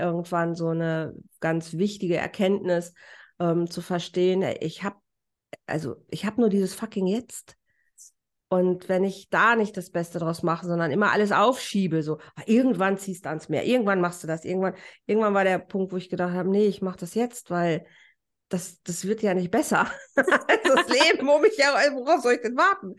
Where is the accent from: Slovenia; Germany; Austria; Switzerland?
Germany; moved away as an adult; now in Mallorca, Spain; als Deutscher